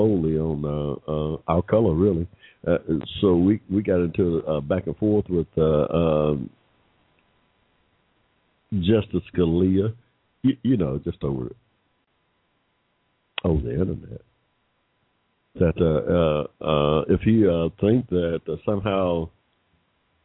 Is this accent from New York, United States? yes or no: no; Atlanta, Georgia, United States; Come from the ATL, that's where we're at, the ATL here in this dirty south or the sunny south